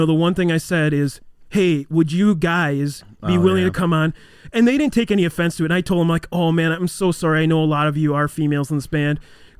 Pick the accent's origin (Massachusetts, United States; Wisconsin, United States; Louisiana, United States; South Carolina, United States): Wisconsin, United States; I'm from Wisco, dude.